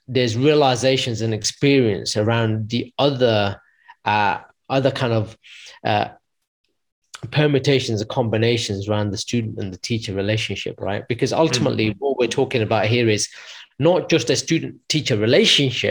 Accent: United Kingdom; moved away as an adult; also born or lived in London / United States; there was a school in my hometown, because I was originally in London, so I ended up going back to Midlands

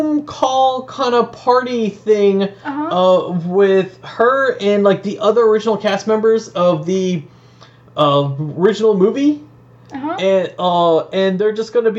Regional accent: Georgia, United States; We're from Georgia

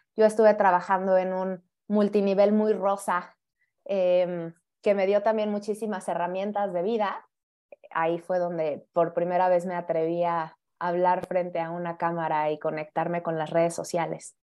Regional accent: Mexico City, Mexico; yo también soy de la Ciudad de México

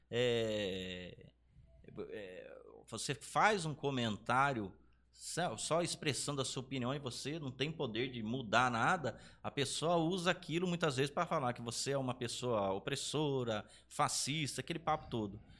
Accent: Brazil; Porque a gente, como brasileiro, a gente daí é uma coisa que já vem de muito tempo atrás, a gente é doutrinado a pensar que nós somos um paizinho de nada.

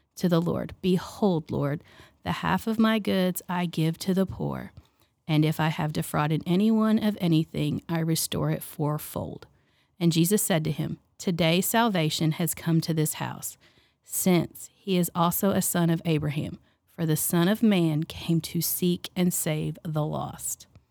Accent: United States; I grew up in Neylaville

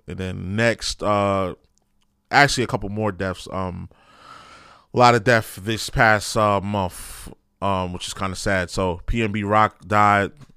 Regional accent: New York City, New York, United States; I grew up in New York City public school.

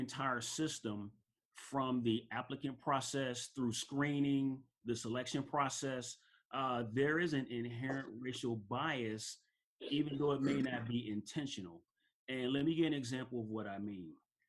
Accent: Chicago, Illinois, United States; growing up in Chicago, I went to four different elementary schools.

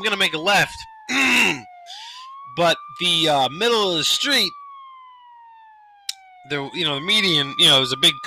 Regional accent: New York, United States

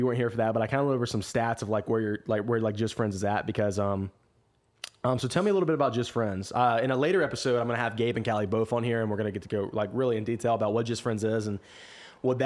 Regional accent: Dothan, Alabama, United States; I'm from Dothan as well

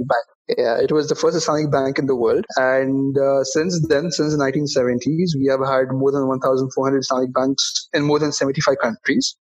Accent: Bahrain; in my home country of Bahrain

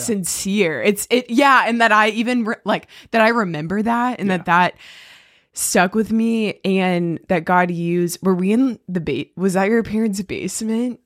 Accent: Weddington, North Carolina, United States; we are both from Weddington, which is a small town outside of Charlotte, and I guess we were in elementary school together

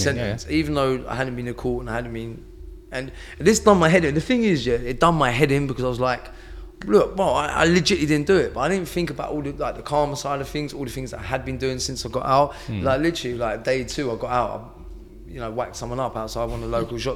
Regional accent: United Kingdom; I'm some kid from the South Coast.

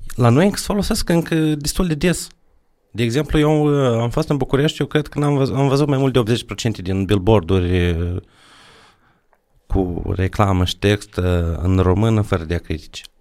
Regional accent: Drochia, Moldova; eu la Drochea

